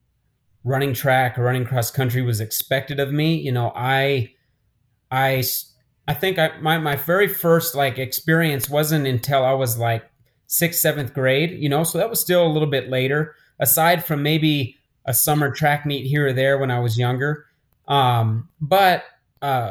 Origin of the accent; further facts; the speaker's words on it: Albuquerque, New Mexico, United States; I grew up here in Albuquerque.